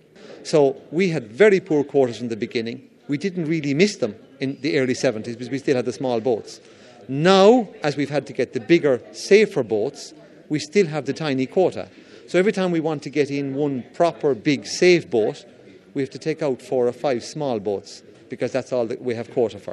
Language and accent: English; Kilmore Quay, Leinster, Ireland; it's in my hometown now of Kilmore Quay